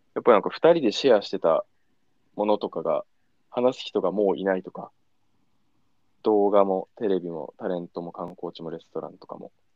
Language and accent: Japanese; Niigata, Japan; moved away; 新潟、俺らね、新潟地元なんだけど